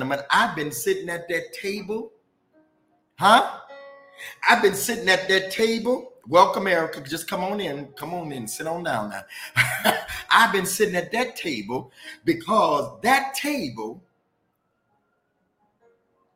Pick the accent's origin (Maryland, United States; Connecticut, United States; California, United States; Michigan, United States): Michigan, United States; Detroit; I'm from Detroit